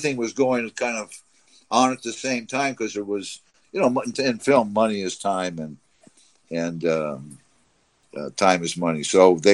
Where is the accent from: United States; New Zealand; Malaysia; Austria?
United States; Orange County, California; I was from Orange County